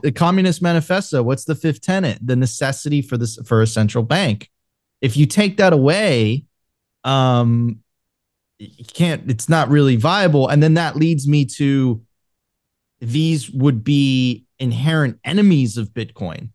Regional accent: Venezuela; moved away; I'm originally from Venezuela

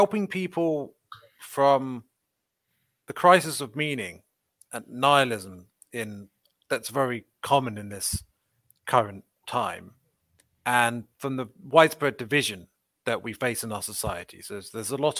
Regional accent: Windsor, South East England, United Kingdom; I'm from Windsor, or near Windsor, in west of London, in the UK

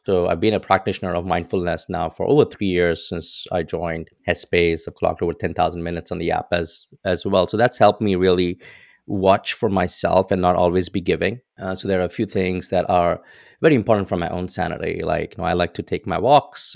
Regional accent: India; moved away as an adult; now in United States; growing up in India, like, especially in the era that I was

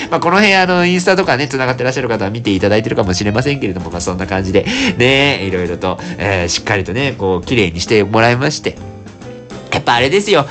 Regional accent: Sasebo, Nagasaki, Japan; now in Fukuoka, Japan; 長崎出身でございまして、私も佐世保市というところでね、生まれ育ちまして

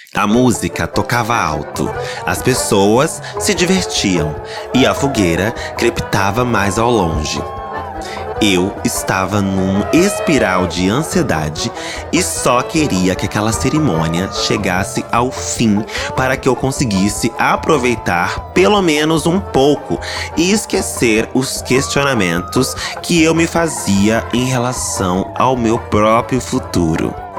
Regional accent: São Paulo, Brazil; eu sou paulista

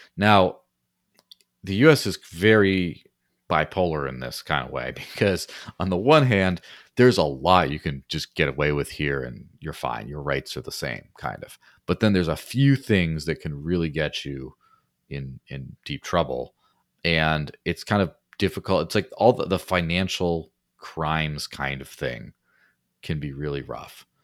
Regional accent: Mexico; now in New Hampshire, United States; growing up in Mexico

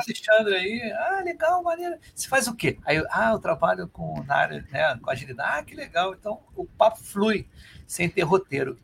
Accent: Rio de Janeiro, Brazil

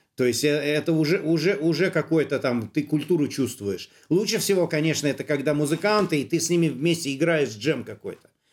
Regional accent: Saint Petersburg, Russia; я-то сам коренной петербуржец

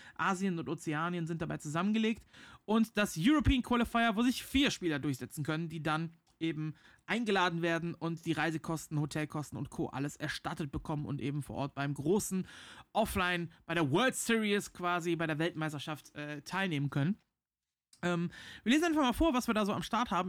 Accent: Rhineland, Germany; für mich als Rheinländer

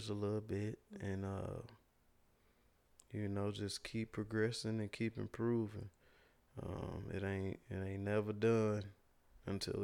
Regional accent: Gary, Indiana, United States; when I was growing up in Gary

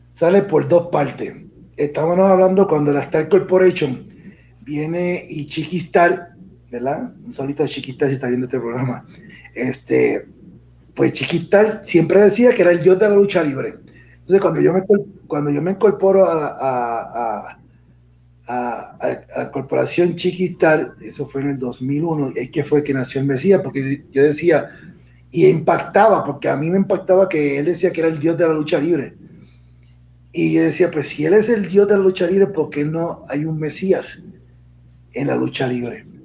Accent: Puerto Rico; si sabemos que todos somos de Puerto Rico, hasta el, hasta el gobernador se copió de mí

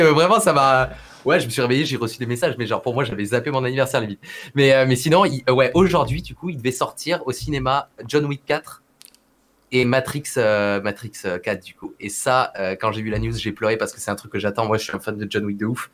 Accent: Perpignan, Occitania, France; also born or lived in Montpellier; je suis de Perpignan, tu vois, tout le monde joue au rugby, au foot, tu vois, genre voilà, très sportif comme région

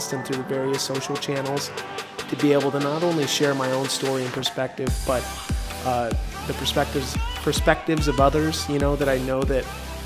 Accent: Boise, Idaho, United States; moved away as an adult; now in Phoenix, United States; I am originally from Boise, Idaho. I currently reside in Phoenix, Arizona, where I've been for about 8 years now

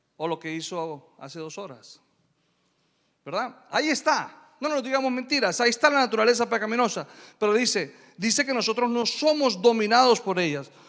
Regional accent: Colombia; Yo soy de Colombia

